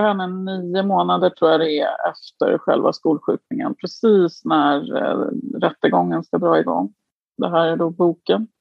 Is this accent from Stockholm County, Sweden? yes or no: yes; Djursholm, Stockholm County, Sweden; also born or lived in Florence, Italy; now in Belgium; Jag kom ju från Djursholm.